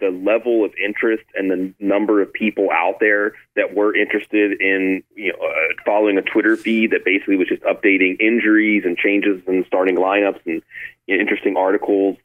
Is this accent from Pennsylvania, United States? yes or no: yes; Pittsburgh, Pennsylvania, United States; moved away; also born or lived in Austin, Texas; I grew up outside of Pittsburgh where it was a religion